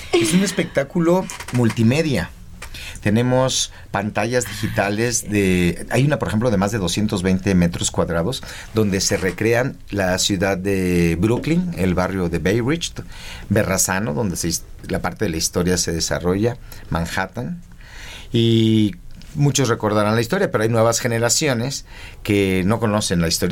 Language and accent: Spanish; Mexico City, Mexico; Mis padres viven y viví yo de chiquito en la Prado Churubusco